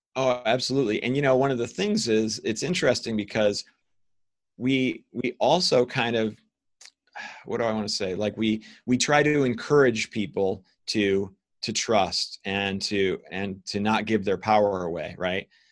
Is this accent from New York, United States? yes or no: no; Ohio, United States; I was raised by scientists in the United States in Ohio